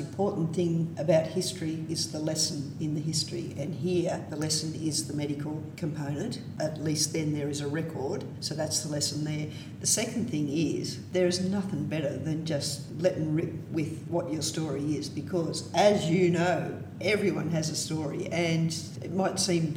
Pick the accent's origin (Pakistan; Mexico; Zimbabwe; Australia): Australia; we're Australian